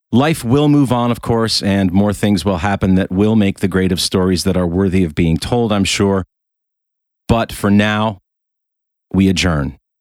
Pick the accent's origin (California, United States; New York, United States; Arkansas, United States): New York, United States; Rochester; moved away; my hometown of Rochester, New York